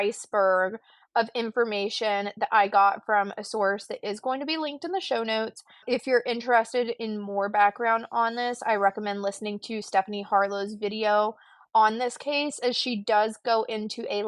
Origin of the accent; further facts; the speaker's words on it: the South, United States; I am white and from the South.